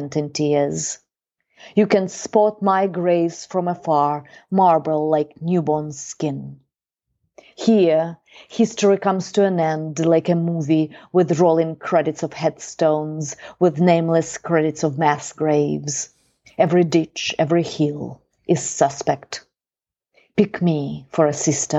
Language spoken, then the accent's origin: English; Belarus; we grew up in Eastern Europe